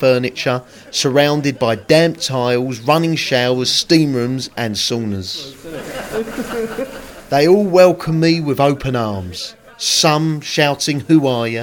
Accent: Woodford, London, United Kingdom; When I was a young boy growing up in Woodford, Essex

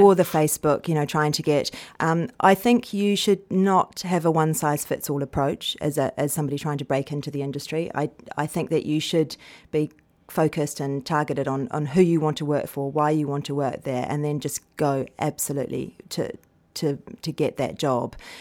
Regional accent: New Zealand; moved away; I come from New Zealand

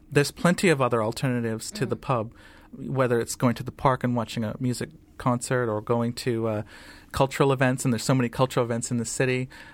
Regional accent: United States; the Muslim community in the States is from many different backgrounds.

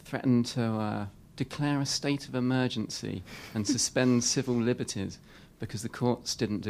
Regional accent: Folkestone, South East England, United Kingdom; now in Brixton, London, United Kingdom; Brixton, but originally Folkestone

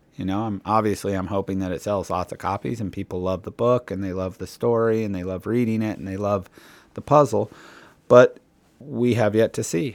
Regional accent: Cleveland, Ohio, United States; I grew up in Cleveland, Ohio, in sort of the middle of America.

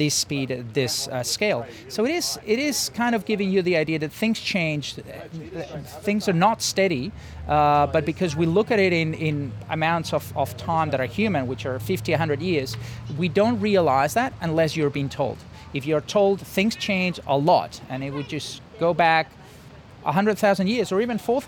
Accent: Madrid, Community of Madrid, Spain; moved away as an adult; now in Adelaide, Australia; I come from Madrid

